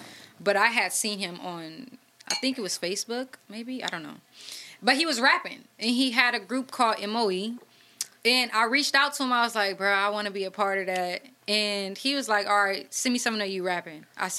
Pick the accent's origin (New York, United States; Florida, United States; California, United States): California, United States; Oakland; Because it's like, I'm from 35th, I'm from Oakland, so...